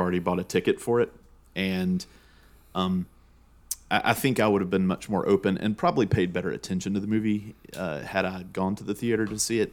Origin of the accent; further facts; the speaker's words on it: Georgia, United States; two guys growing up in Georgia